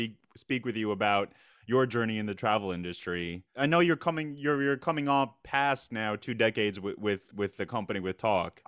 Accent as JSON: {"language": "English", "area": "Long Island", "region": "New York", "country": "United States", "lives_now": "Brooklyn, United States", "said": "I'm from Long Island, and My parents are still out on Long Island"}